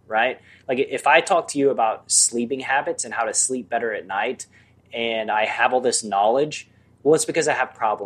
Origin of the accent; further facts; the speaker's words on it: Bible Belt, Southeastern United States, United States; now in Los Angeles, United States; I grew up in the Bible Belt, right? In the southeastern United States